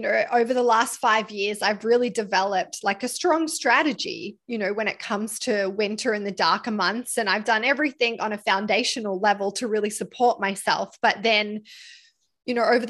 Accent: Australia; moved away; I come from Australia, you know, I was raised in a part of Australia that even in the middle of winter

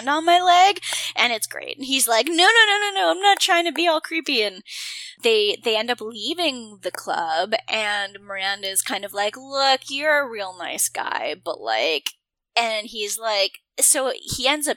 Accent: Canada; I'm Canadian

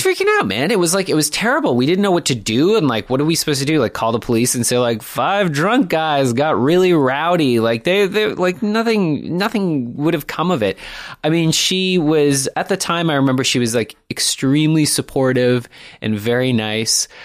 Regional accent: Toronto, Ontario, Canada; moved away as an adult; also born or lived in Montreal; I grew up in the, uh, in the beautiful city of Toronto. Yeah, I guess I grew up in North Toronto

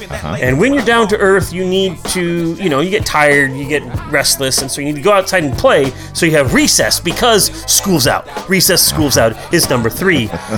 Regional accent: Iowa, United States; I'm from Iowa.

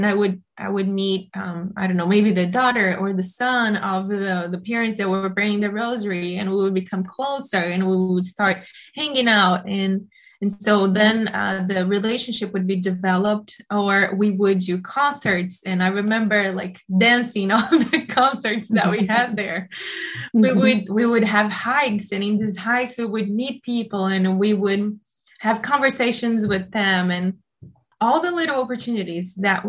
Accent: Brazil; And so I went back to Brazil and I continued being a missionary, but I was a missionary in my hometown.

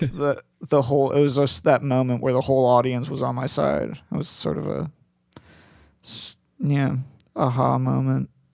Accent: Palo Alto, California, United States; also born or lived in Colorado; I'm from Palo Alto

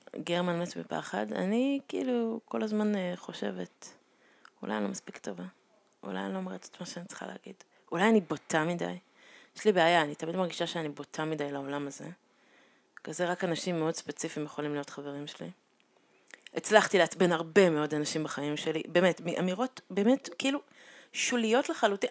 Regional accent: Israel; first language Hebrew; נולדתי פה

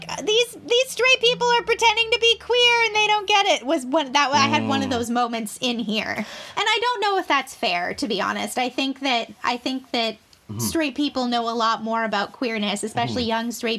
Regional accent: Canada; also born or lived in United States; I'm American, but having gone to high school in Canada

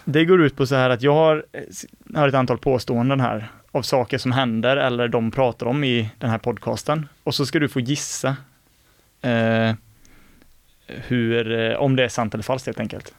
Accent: Mark Municipality, Västra Götaland, Sweden; Marks kommun då där vi är från

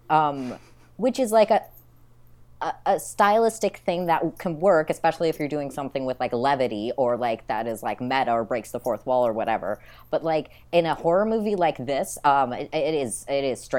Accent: Midwest, United States; I grew up in the Midwest

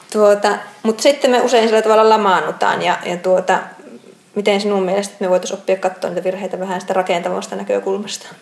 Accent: Outokumpu, North Karelia, Finland; Outokumpu on minun kotikaupunki

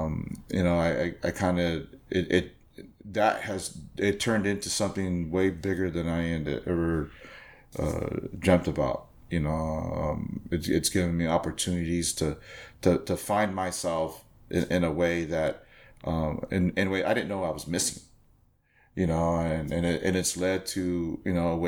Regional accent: Whittier, California, United States; I grew up with him in Whittier, you know

